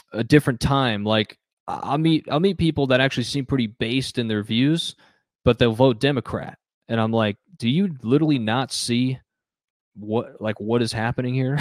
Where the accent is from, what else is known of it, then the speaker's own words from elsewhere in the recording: Phoenix, Arizona, United States; I grew up in the city, I grew up in Phoenix